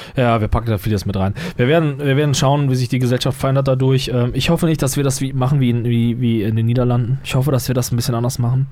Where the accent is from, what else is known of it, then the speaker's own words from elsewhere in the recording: Germany; bei uns in Deutschland